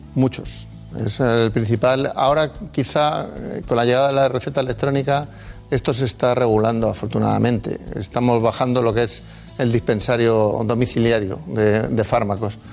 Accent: Madrid, Community of Madrid, Spain; yo nací en Madrid, pero eh, los orígenes de mis padres en, en Palencia

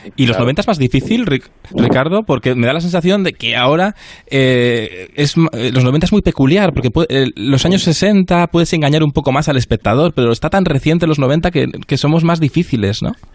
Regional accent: Cantabria, Spain; Yo soy de Cantabria

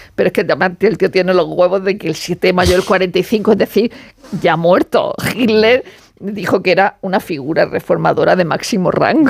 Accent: Murcia, Region of Murcia, Spain; yo soy de Murcia.

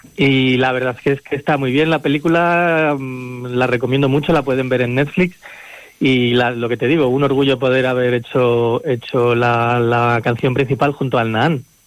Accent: El Cerrato, Castile and León, Spain; also born or lived in Tierra de Campos; aunque yo no soy de Tierra de Campos, yo soy del Cerrato

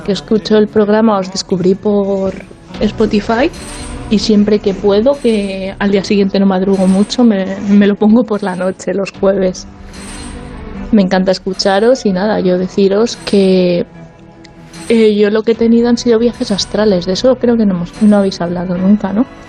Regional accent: Madrid, Community of Madrid, Spain; now in Maastricht, Netherlands; Soy de Madrid, pero ahora mismo estoy viviendo en Maastricht, en Países Bajos

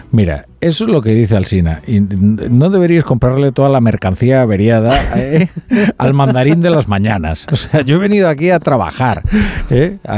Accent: Galicia, Spain; moved away

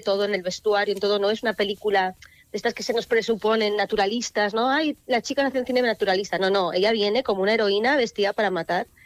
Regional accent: Artajona, Navarre, Spain; Yo lo quería traer a mi, pues a mi pueblo, a mi idiosincrasia, ¿no? Como a, mi, a lo que yo he crecido. Pero claro, en Navarra no hay mar

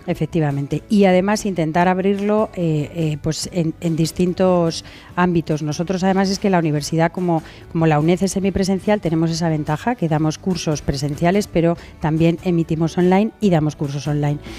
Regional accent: Las Rozas de Madrid, Community of Madrid, Spain; Yo era una humilde voluntaria de una protectora en Las Rozas, en mi pueblo

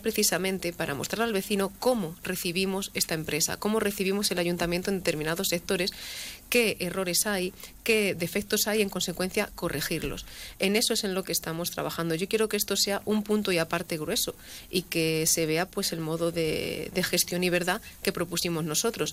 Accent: La Solana, Castilla-La Mancha, Spain

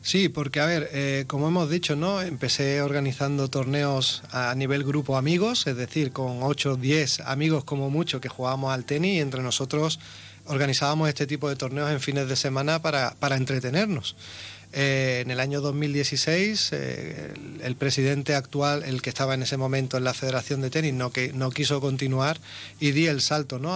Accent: Ceuta, Spain; yo soy un natural de Ceuta, nacido en el año 79. Llevo toda mi vida prácticamente aquí en Ceuta

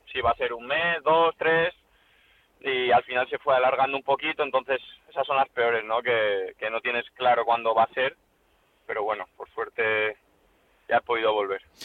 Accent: Valencia, Valencian Community, Spain; yo soy de Valencia, tengo a mi familia aquí

